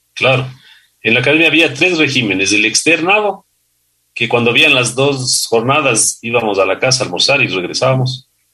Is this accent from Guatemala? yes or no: no; Conocoto, Pichincha, Ecuador; also born or lived in Colón, Panama; nosotros crecimos en Los Chillos, en Conocoto, en esa época el Valle de los Chillos era campo